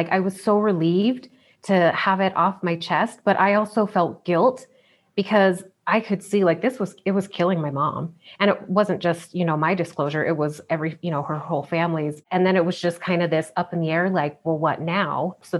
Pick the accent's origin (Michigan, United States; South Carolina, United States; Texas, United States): South Carolina, United States; Growing up in the Bible Belt.